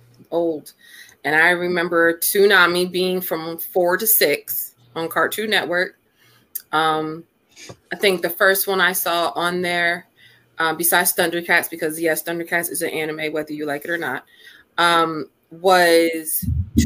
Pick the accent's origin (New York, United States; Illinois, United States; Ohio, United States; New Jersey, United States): New Jersey, United States; I'm from New Jersey, so I'm in a totally different time zone. And fun fact, I am the oldest one here.